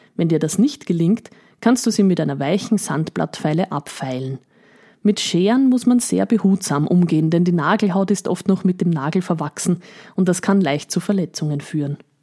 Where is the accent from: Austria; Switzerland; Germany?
Austria; Eastern Austria; bei uns in Österreich